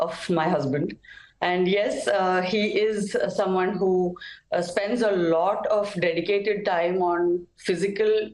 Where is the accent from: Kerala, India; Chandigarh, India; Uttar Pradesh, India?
Kerala, India; from our state of Kerala